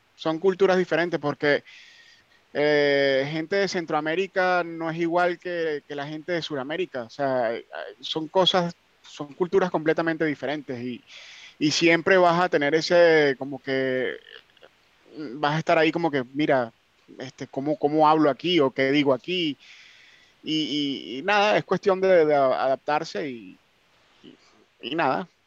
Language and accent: Spanish; Venezuela; also born or lived in North Carolina; now in United Kingdom; yo soy de Venezuela